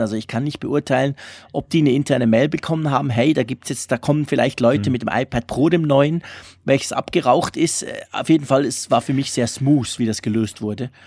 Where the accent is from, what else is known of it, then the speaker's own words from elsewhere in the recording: Switzerland; also born or lived in Zurich; als Schweizer